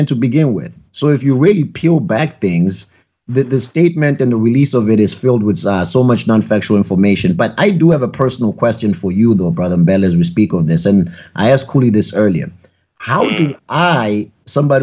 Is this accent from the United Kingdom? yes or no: no; South Africa; now in New Hampshire, United States; I'm from South Africa